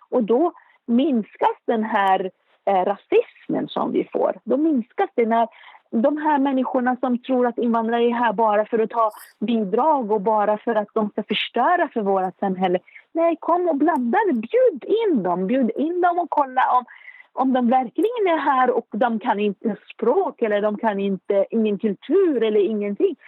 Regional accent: Beirut, Beirut Governorate, Lebanon; Swedish is a second language; moved away as an adult; now in Uppsala, Sweden; Jag är född i Beirut, som sagt, i Libanon. Jag är uppväxt i en mycket företagsam eh, familj

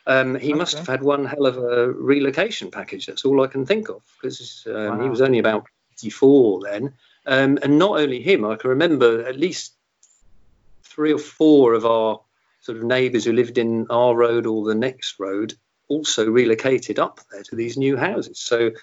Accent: Portsmouth, South East England, United Kingdom; born there; I was born in Portsmouth, or South Sea. In fact, I walked past the house yesterday. It was where my gran lived.

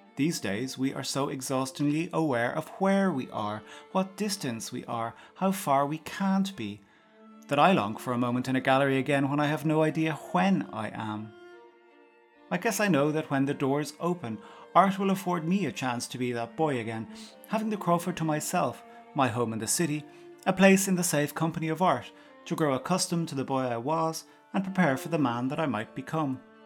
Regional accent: outside Cork, Munster, Ireland; Growing up outside Cork but schooling in the city, at each day's end I would walk from school to station to get home

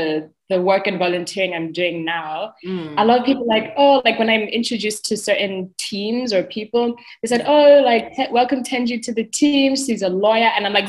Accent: Botswana; I am from the beautiful Botswana.

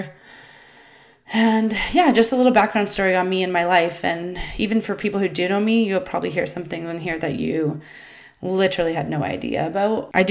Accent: Vancouver Island, British Columbia, Canada; I was raised on Vancouver Island from about age 7 till 19.

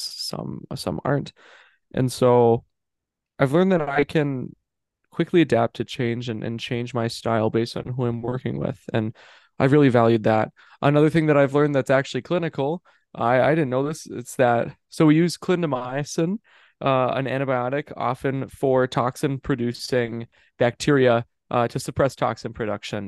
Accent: Minnesota, United States; moved away as an adult; now in Des Moines, United States; I'm in I'm in Minnesota, like I'm in my hometown, I'm in my house, and I've loved living with my parents

